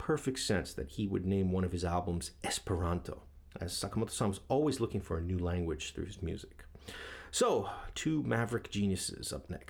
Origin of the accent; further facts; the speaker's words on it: New York, United States; moved away as an adult; now in Yokohama, Japan; so close to my hometown in New York, I've never really gone to check out Philadelphia.